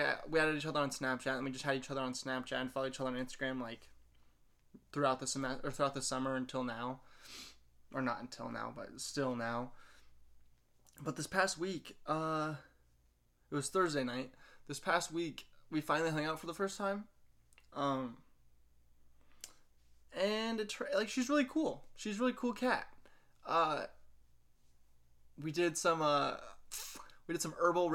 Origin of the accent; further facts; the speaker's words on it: Wabash, Indiana, United States; I grew up in Wabash and you just kind of knew everybody